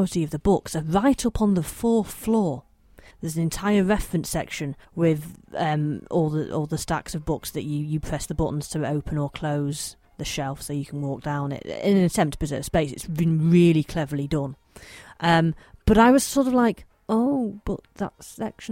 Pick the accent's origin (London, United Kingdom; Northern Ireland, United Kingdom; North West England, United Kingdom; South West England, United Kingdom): North West England, United Kingdom; Manchester; I'm local to Manchester, as you may be able to tell by my slight accent